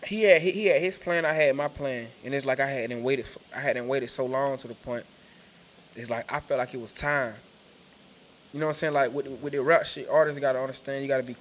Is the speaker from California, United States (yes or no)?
no; Macon, Georgia, United States; I'm from Macon. Like, we from Macon, Georgia.